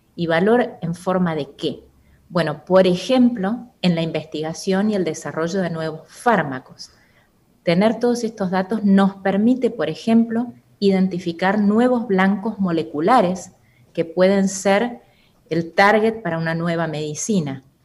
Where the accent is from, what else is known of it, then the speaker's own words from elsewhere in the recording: Argentina; moved away as an adult; now in Costa Rica; soy argentina y estoy en Costa Rica desde hace dos años aproximadamente